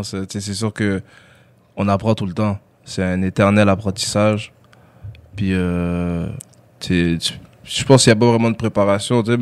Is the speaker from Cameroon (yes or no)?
yes; Douala, Littoral, Cameroon; Mais je suis resté à Douala, parce que moi, je, je viens de, la ville de Douala.